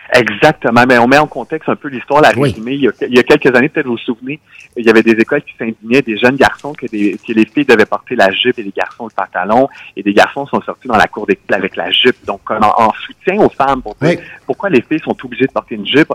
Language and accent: French; Quebec, Canada; chez nous au Québec